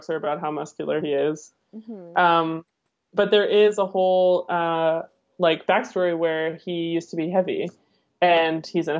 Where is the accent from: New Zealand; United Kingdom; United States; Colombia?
United Kingdom; England; I'm British too.